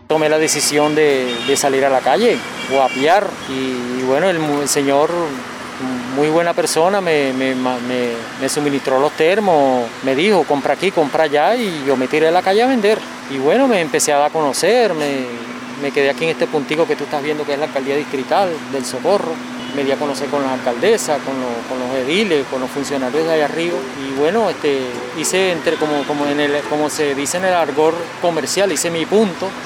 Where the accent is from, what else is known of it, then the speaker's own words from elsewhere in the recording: Venezuela; now in Cartagena, Colombia; Yo nací en, en Cartagena, 49 años, pero fui llevado a Venezuela a la edad